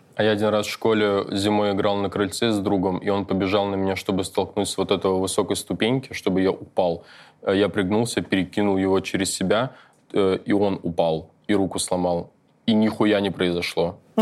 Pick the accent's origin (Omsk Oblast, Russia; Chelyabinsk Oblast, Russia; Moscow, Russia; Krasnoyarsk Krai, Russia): Moscow, Russia; я вырос в Москве